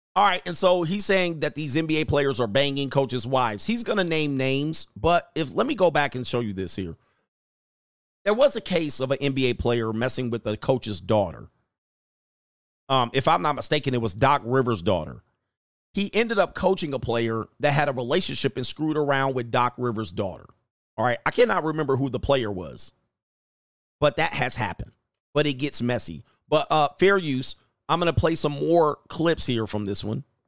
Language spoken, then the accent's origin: English; Los Angeles, California, United States; I grew up in Los Angeles, Southern California, San Fernando Valley, nineteen nineties